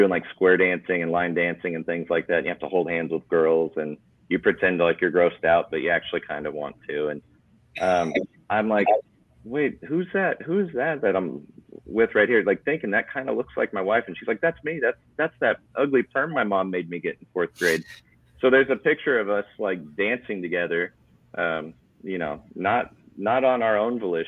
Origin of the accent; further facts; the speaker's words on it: Blair, Nebraska, United States; now in Lincoln, United States; So we live right on the Missouri River in Blair. So town of 8,000.